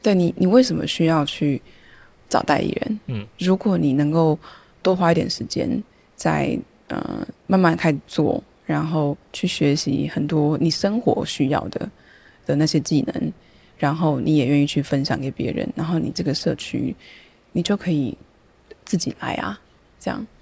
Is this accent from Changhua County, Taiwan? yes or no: no; Taipei, Taiwan; moved away as an adult; now in Taitung, Taiwan; 虽然我是台北人，又是大安区